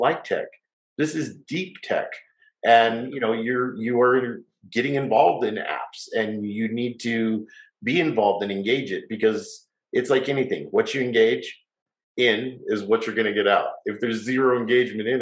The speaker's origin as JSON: {"language": "English", "town": "Salt Lake City", "region": "Utah", "country": "United States", "tie": "born or raised there", "said": "growing up in Salt Lake City, having a salon"}